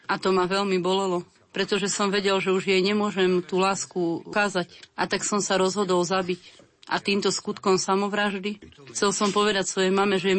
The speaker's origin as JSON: {"language": "Slovak", "town": "Split", "region": "Split-Dalmatia County", "country": "Croatia", "tie": "born there", "said": "a narodil som sa v Splite v Chorvátsku v jednej katolíckej rodine"}